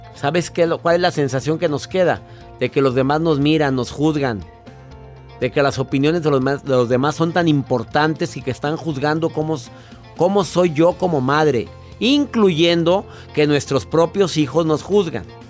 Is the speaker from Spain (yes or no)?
no; Mexico; aquí en mi país, México